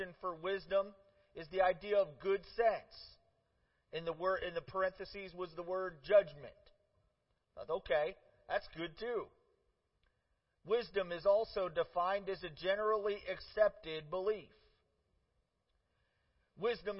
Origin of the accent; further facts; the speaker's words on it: Parma, Ohio, United States; also born or lived in Cleveland, Ohio; We moved to the biggest suburb in town, just outside of town, Parma, and I lived there, grew up there